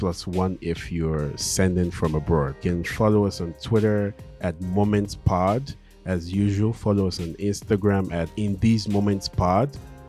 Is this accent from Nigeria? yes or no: yes; Nigeria; We make jokes saying one of the best gifts your parents can give you as a Nigerian kid is to give you make you a citizen of a country like the US or the UK, right?